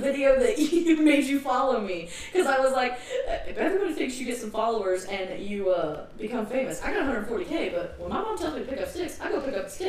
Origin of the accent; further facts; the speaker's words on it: Ohio, United States; Instead of being Ohio, I was like, well, according to my 23andMe, I'm a Viking and Irish.